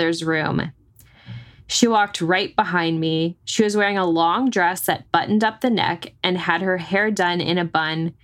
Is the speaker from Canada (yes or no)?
no; North Texas, United States; growing up in North Texas